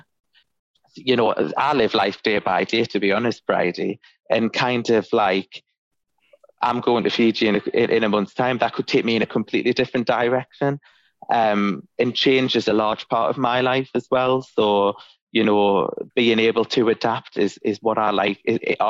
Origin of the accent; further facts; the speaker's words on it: Ashington, North East England, United Kingdom; moved away; I grew up in Ashington in Northumberland. And albeit I don't live there anymore